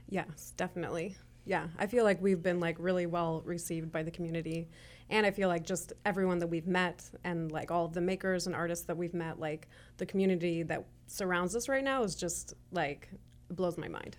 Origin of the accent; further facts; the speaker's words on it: Chicago, Illinois, United States; moved away as an adult; now in Kansas City, Kansas, United States; we're originally from Chicago.